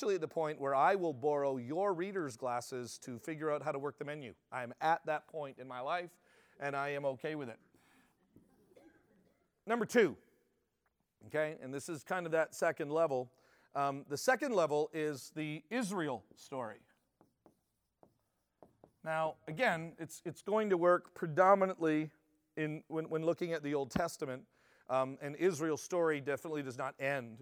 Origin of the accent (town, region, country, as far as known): Canada